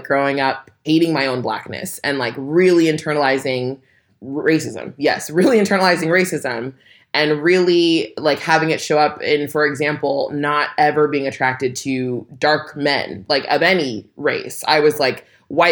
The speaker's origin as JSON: {"language": "English", "region": "California", "country": "United States", "said": "I'm black and from California"}